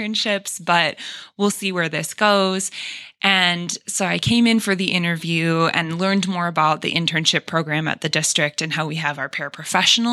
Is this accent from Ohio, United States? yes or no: yes; Rocky River, Ohio, United States; also born or lived in Valparaiso, Indiana; So I am from the Cleveland area originally. I grew up in Rocky River, Ohio